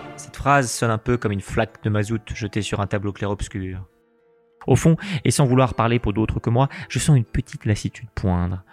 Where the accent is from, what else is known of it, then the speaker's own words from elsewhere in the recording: France; quand on est français